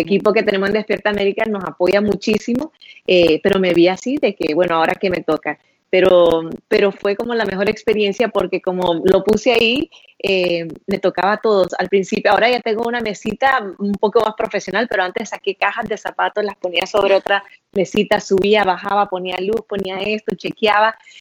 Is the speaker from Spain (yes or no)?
no; Honduras; moved away as an adult; yo soy de Honduras, crecí en Honduras, me gradué de la high school en Honduras